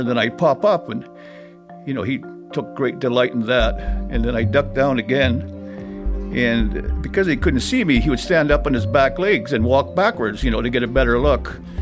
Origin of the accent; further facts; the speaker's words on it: Churchill, Manitoba, Canada; being born and raised in Churchill and, and having used to the land